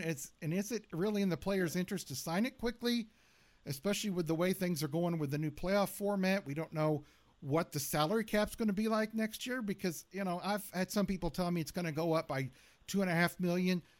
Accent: Southern California, United States; I was born in Southern California.

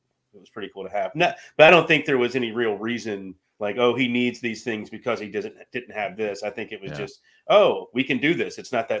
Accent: Charlotte, North Carolina, United States; Well, here's the thing. Growing up in Charlotte.

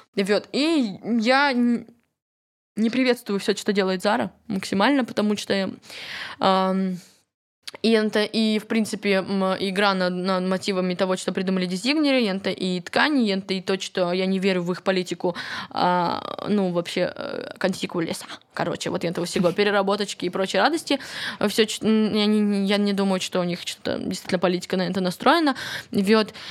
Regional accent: Kryvyi Rih, Dnipropetrovsk Oblast, Ukraine; Вообще-то я из Кривого Рога

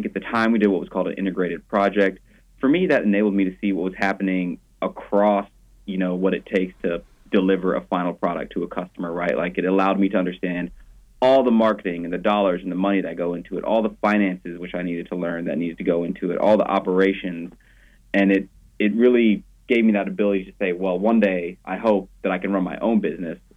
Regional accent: Jackson, Mississippi, United States; moved away as an adult; also born or lived in Iowa / Boston; now in Dallas, United States; I'm originally from Jackson, Mississippi

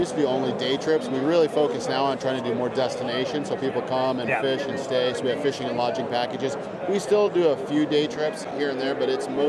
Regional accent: Wind River Indian Reservation, Wyoming, United States; I was born and raised on the Wind River Indian Reservation in Wyoming

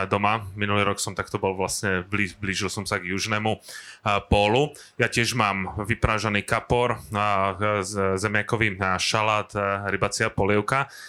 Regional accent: Slovakia; ako my doma na Slovensku

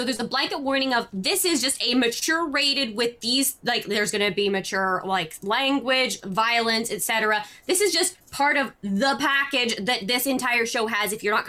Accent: Canada; I'm too Canadian.

